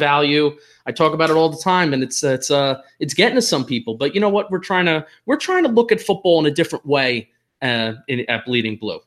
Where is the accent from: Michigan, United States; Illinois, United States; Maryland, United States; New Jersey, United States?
New Jersey, United States; now in Philadelphia, United States; I am a Transplanet Giant and Yankee fan living in Philadelphia. I am from New Jersey